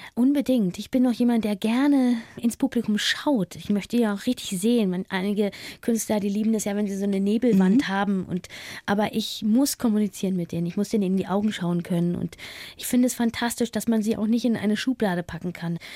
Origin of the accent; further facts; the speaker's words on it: East Germany, Germany; also born or lived in Berlin; Ich liebe meine alte Heimat, den Osten